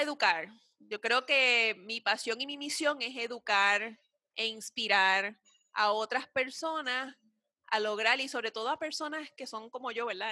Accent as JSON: {"language": "Spanish", "country": "Puerto Rico", "said": "nosotras, como puertorriqueñas"}